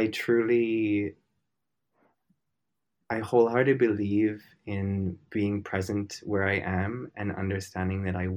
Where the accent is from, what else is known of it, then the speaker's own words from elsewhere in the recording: Minnesota, United States; moved away; I was born and raised in Minnesota